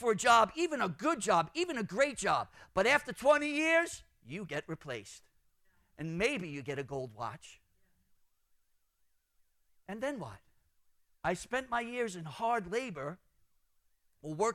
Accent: New York City, New York, United States; I'm from Brooklyn.

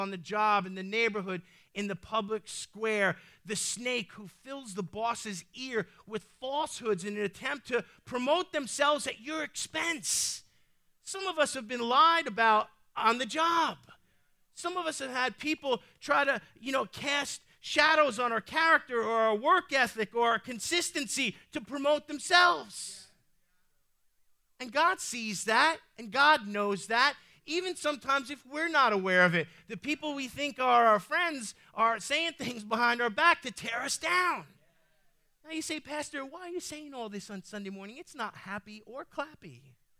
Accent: New York City, New York, United States; I might be saved, but I'm still Sicilian. I'm from the Bronx.

